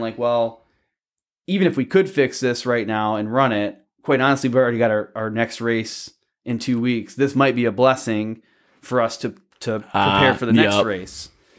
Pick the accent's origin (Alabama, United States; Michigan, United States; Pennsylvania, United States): Michigan, United States; Belleville; I was in Belleville, just east of Ann Arbor.